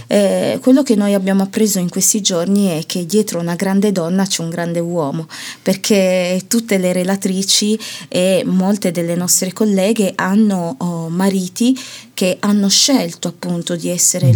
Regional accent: Italy; io sono una finta ganese nel senso che di mm. origine, mm. ma poi eh, sono cresciuta e ho vissuto tutta la mia vita in Italia

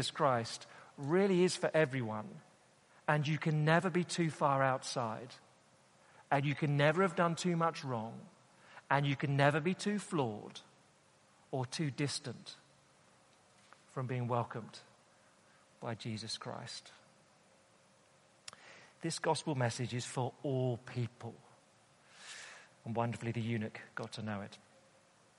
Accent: United Kingdom; us Brits

